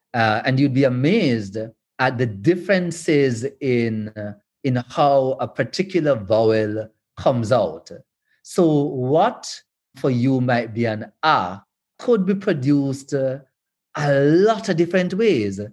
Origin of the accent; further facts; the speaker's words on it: Western Jamaica, Jamaica; I'm from Western Jamaica.